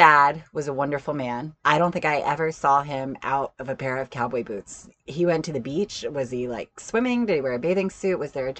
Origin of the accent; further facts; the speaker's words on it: Wiesbaden, Hesse, Germany; born there; I mean, my dad was in the army, so I was born in Germany. I was born in Wiesbaden, and we just moved quite a bit.